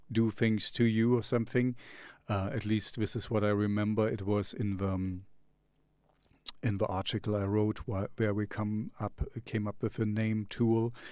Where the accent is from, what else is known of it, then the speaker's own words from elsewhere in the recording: East Germany, Germany; English is a second language; I grew up in East Germany, so we had the Sandmännchen